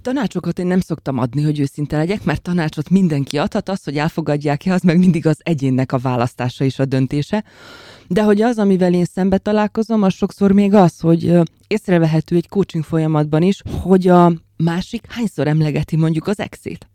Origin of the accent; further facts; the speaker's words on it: Slovakia; moved away as an adult; also born or lived in Bratislava; now in Hungary; Egy nagyon idilli és pici felvidéki faluból származom